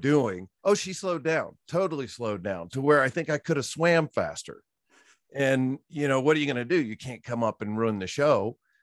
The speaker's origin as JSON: {"language": "English", "region": "Virginia", "country": "United States", "tie": "born or raised there", "also_born_or_lived": "Orlando, Florida", "moved": "yes", "said": "I came originally from Virginia, grew up on a horse farm"}